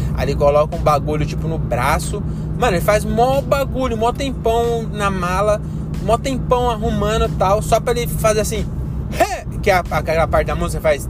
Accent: Francisco Morato, São Paulo, Brazil; moved away as an adult; now in Cajamar, Brazil; eu sou de Francisco Morata

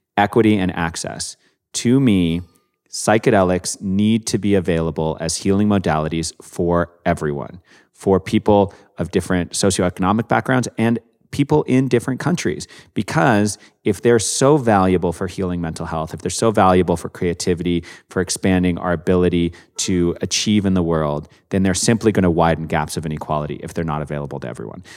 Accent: Canada; I'm from Canada

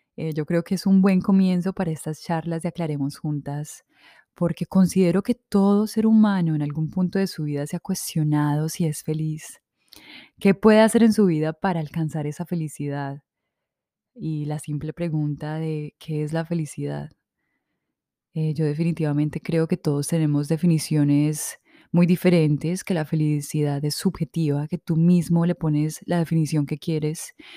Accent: Supía, Caldas, Colombia; moved away; also born or lived in Manizales, Colombia / Medellín, Colombia; crecimos en una finca en Supía

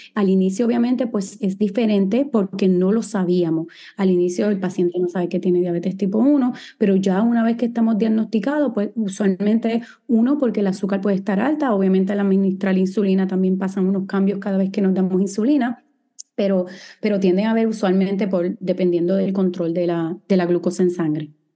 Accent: San Juan, Puerto Rico; moved away as an adult; also born or lived in Guadalajara, Mexico / New York, United States / Los Angeles, United States / Miami, United States; Soy boricua, nací aquí en San Juan, Puerto Rico, y viví aquí hasta que tenía, ¿verdad? Hasta que hice mi bachillerato en biología en la Universidad de Río Piedras

